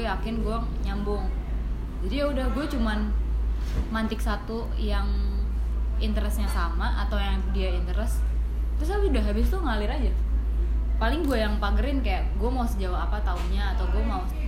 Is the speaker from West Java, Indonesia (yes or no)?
yes; Bekasi, West Java, Indonesia; also born or lived in Jakarta / Yogyakarta; Bekasi uh, sempet Jakarta Bekasi lagi